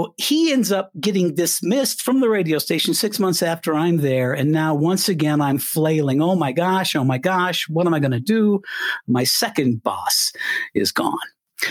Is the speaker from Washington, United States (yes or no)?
no; Canon City, Colorado, United States; moved away as an adult; I'm a little Colorado boy. I grew up in Colorado